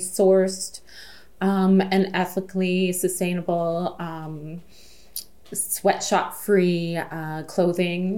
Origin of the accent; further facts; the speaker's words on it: Sault Ste. Marie, Ontario, Canada; I'm from Sault Ste. Marie